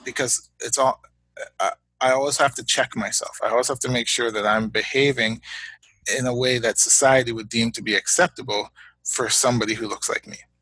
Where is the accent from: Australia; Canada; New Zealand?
Canada; Hamilton, Ontario; also born or lived in United States; now in Guelph, Canada; I was born in Hamilton, Ontario, in Canada, um, to parents of Guyanese heritage.